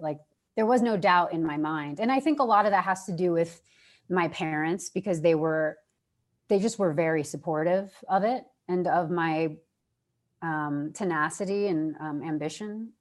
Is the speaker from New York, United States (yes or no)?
yes; New York, United States; moved away as an adult; I'm from New York. I love it there